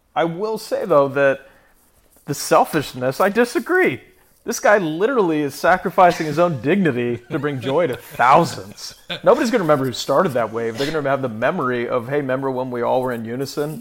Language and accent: English; Manhattan, Kansas, United States; I grew up in Manhattan, Kansas